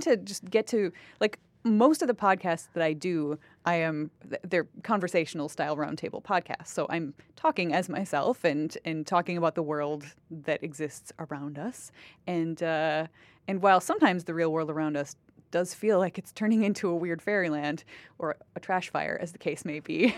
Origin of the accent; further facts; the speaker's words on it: Wisconsin, United States; moved away as an adult; now in Canada; I grew up with Wisconsin being in the top ten of, like, the schools, school systems in the United States